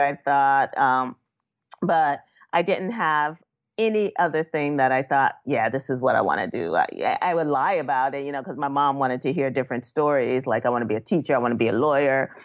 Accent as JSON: {"language": "English", "town": "New York City", "region": "New York", "country": "United States", "tie": "born or raised there", "said": "me growing up in Bushwick"}